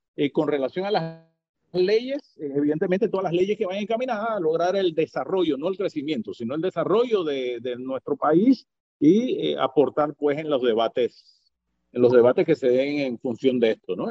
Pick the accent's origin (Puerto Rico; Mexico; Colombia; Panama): Panama; como ciudadano panameño.